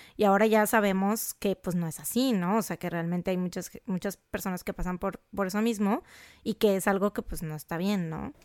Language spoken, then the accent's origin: Spanish; Jarocha, Veracruz, Mexico; somos jarochas